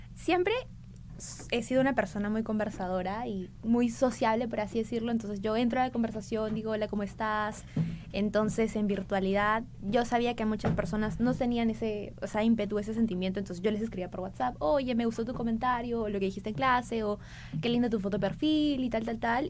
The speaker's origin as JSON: {"language": "Spanish", "region": "Arequipa", "country": "Peru", "tie": "born or raised there", "moved": "as an adult", "lives_now": "Lima, Peru", "said": "Yo soy de Arequipa, eh, entonces en mi tercer, cuarto año de secundaria sí o sí sabía que quería estudiar Derecho"}